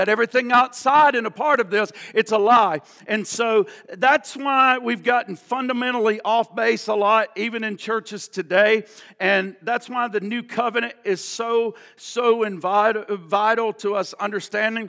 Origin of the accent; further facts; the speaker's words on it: the Bible Belt, the South, United States; I grew up in the Bible Belt